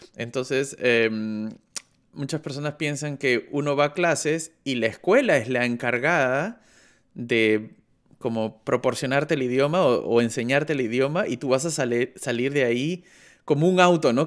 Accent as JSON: {"language": "Spanish", "country": "Peru", "moved": "yes", "lives_now": "Germany", "said": "soy del Perú, pero vivo en Alemania"}